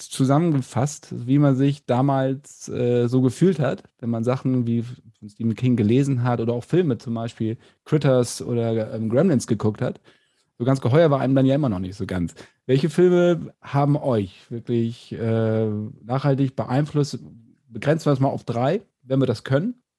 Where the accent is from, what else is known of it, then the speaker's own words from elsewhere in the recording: Bassum, Lower Saxony, Germany; ich komme aus Bassum, äh, in der Nähe von Bremen